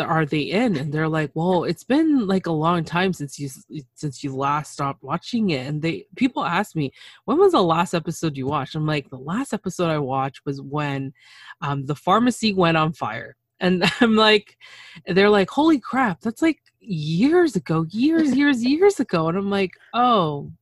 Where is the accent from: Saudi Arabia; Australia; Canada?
Canada; I'm Canadian